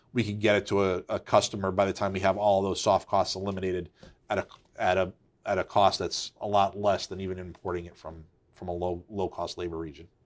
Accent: Waterbury, Connecticut, United States; Yep, so I'm a Connecticut native. Uh, I grew up in Waterbury.

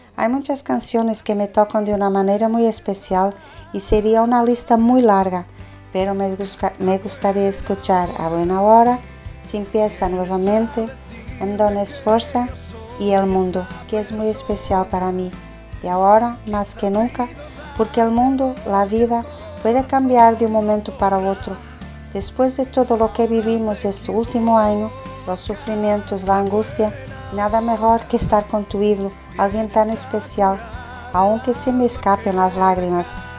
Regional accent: Portugal; de Portugal

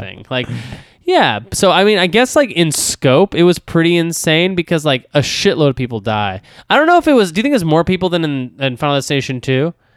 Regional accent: Texas, United States; I grew up in Texas

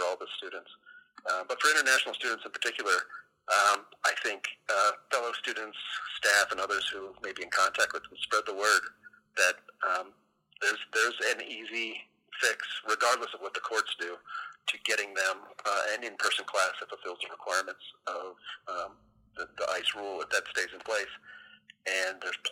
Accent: United States; as an American

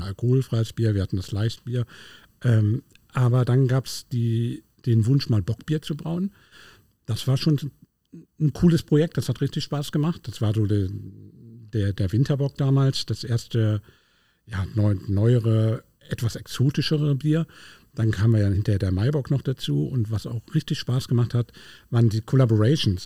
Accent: Berlin, Germany; moved away; Ich bin gebürtiger Berliner

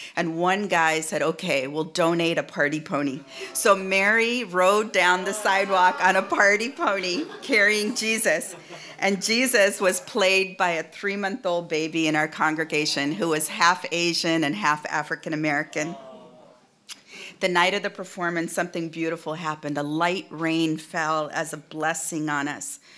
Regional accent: India; also born or lived in United States; now in Seattle, United States; in India, my own, my home country

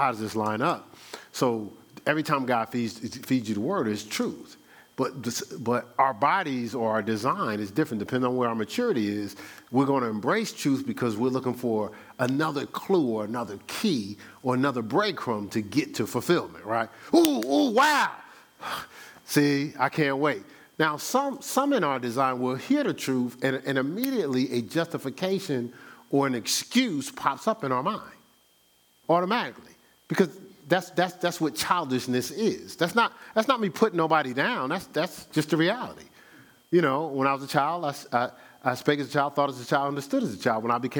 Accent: Newark, New Jersey, United States; moved away as an adult; also born or lived in Columbus, Ohio; now in Charlotte, United States; You know, I know I'm from Newark, New Jersey. Spent 29 years there. Spent 19 years in Columbus, Ohio. And I've spent the last 10 out here in Charlotte.

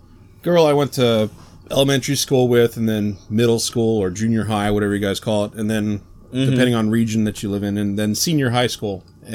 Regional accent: Maryland, United States; moved away; I grew up in Maryland, so anytime I go home to Maryland to visit people down there

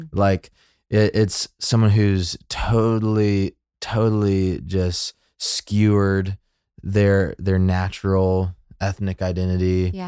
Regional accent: Birmingham, Alabama, United States; But, you know, I grew up in like in Birmingham. So like red, white, and blue, God's country, like American Christianity.

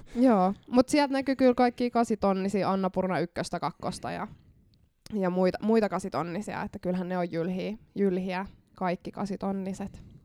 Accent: Lahti, Päijät-Häme, Finland; mä oon lahtelainen

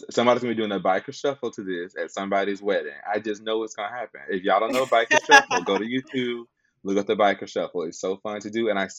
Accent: Mississippi, United States; I'm from Mississippi

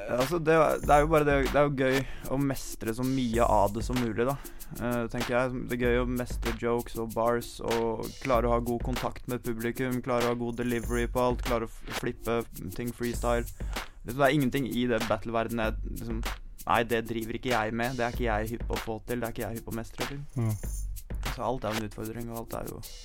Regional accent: Sørumsand, Akershus, Norway; Men jeg kom jo fra Sørumsand òg

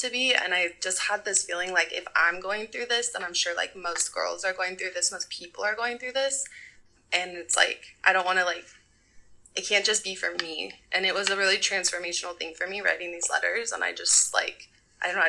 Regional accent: Southern California, United States; moved away as an adult; now in Oakland, United States; I'm from Southern California, but I've been living in the Bay Area for about 10 years now.

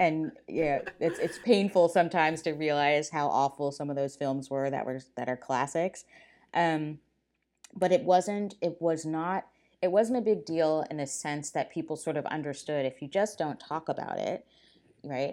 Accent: Silver Spring, Maryland, United States; I grew up in Silver Spring, Maryland, right outside of Washington, D

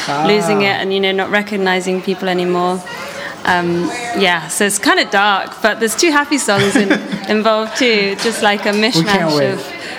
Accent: London, United Kingdom; accent: London; shout outs to everyone in London who's listening, because I do miss home a little bit.

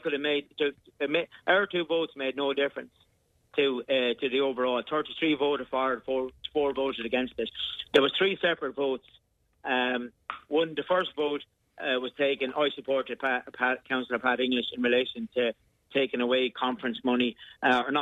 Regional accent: Carrick-on-Suir, Tipperary, Ireland; We Carrick and Shore, my hometown, had the lowest rate in the whole of Ireland

